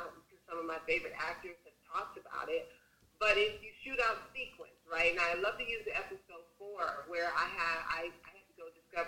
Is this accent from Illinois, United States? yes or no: yes; Chicago, Illinois, United States; I grew up on the west side of the city, so I am from Chicago.